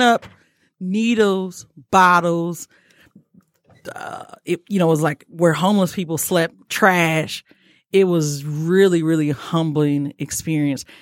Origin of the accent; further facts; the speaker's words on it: Detroit, Michigan, United States; I'm from Detroit